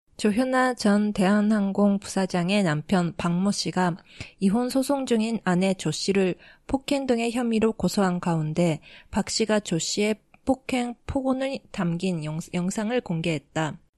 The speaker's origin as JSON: {"language": "Japanese", "country": "Japan", "tie": "born or raised there", "also_born_or_lived": "South Korea", "said": "私、韓国生まれ、日本育ち"}